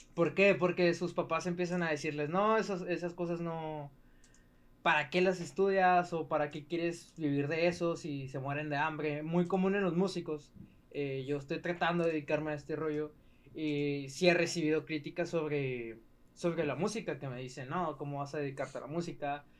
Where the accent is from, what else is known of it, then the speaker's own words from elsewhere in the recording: Ciudad Juárez, Chihuahua, Mexico; Soy de Ciudad Juárez.